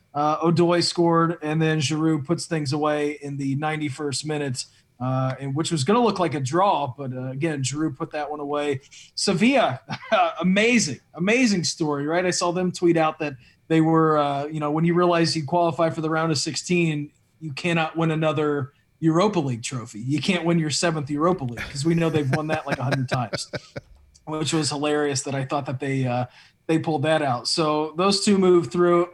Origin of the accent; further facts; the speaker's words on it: United States; It is pretty cool being an American right now.